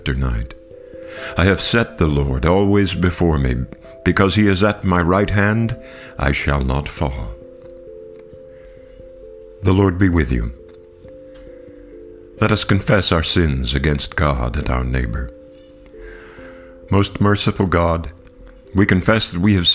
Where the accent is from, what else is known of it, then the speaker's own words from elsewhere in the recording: Kentucky, United States; my home state of Kentucky